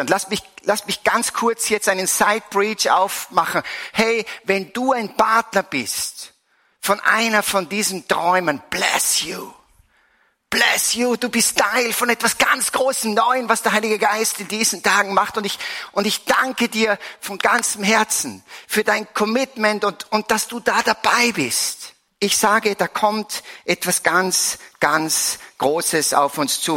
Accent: Salzburg, Austria; Ich komme aus Salzburg, bin seit vielen, vielen Jahren, seit eigentlich 30 Jahren hier in der Erzdiözese verankert

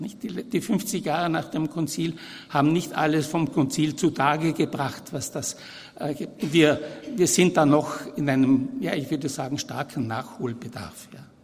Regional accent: Vienna, Austria; also born or lived in Vorarlberg / Innsbruck / Brixen; Ich bin 1940 geboren in Wien, äh, aber der Abstammung nach voll Tiroler, Südtiroler

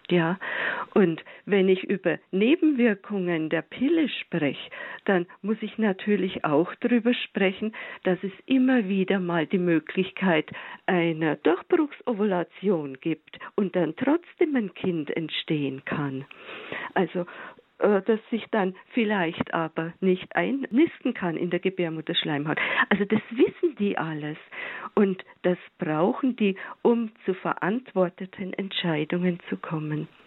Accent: Bavaria, Germany; ich meine, ich bin aus Bayern, ne, darum kenne ich jetzt die Lehrpläne besonders.

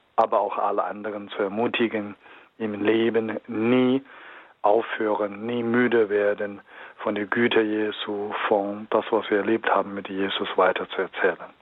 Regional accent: Henan, China; German is a second language; now in Germany; in meiner Heimat, ich spreche von einer Provinz, heißt Henan

